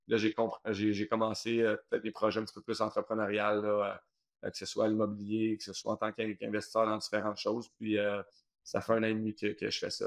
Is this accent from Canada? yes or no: yes; Saint-Bruno-de-Montarville, Quebec, Canada; j'ai grandi à Saint-Bruno